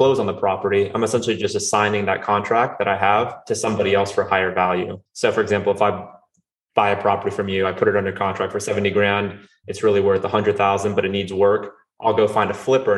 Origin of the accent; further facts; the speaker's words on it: North Carolina, United States; also born or lived in Rio de Janeiro, Brazil; I'm originally from Rio de Janeiro, Brazil. I moved here when I was 5 with my family, and I grew up in North Carolina